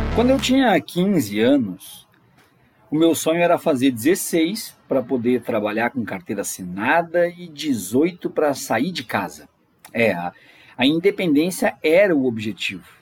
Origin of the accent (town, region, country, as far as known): Brazil; born or raised there